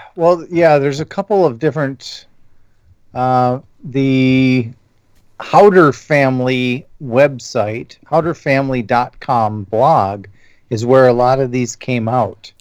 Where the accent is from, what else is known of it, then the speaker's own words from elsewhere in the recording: Illinois, United States; moved away; I grew up in Illinois